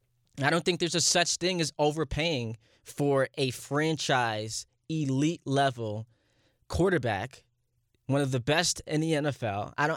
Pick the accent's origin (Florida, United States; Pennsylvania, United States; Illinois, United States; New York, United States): New York, United States; New York City; We head to Brooklyn, my hometown. My stomping grounds